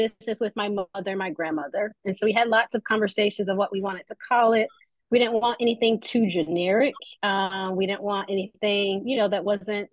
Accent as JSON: {"language": "English", "town": "Memphis", "region": "Tennessee", "country": "United States", "tie": "born or raised there", "said": "I am originally a Memphis native, so born and raised in Memphis"}